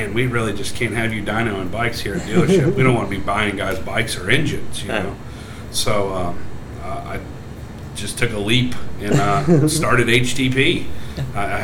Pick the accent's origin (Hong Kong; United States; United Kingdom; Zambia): United States; Richmond, Virginia; I'm from here. I'm from Richmond, Virginia.